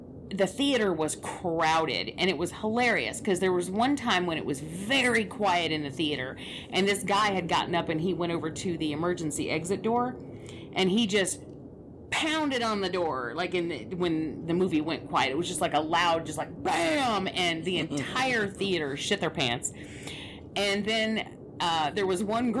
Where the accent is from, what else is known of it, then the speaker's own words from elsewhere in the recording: Atlanta, Georgia, United States; I grew up in Atlanta